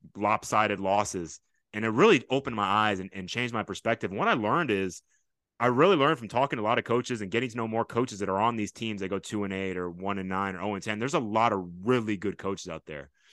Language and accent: English; Fort Bend, Texas, United States; I grew up in Fort Bend, I S C, I went to Austin High School